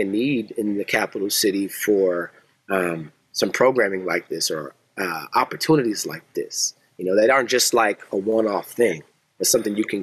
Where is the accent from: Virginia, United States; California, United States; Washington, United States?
Washington, United States; Seattle; moved away as an adult; also born or lived in Portland, Oregon; now in Lansing, United States; I'm from Seattle, Washington. I relocated to Lansing, a transplant by marriage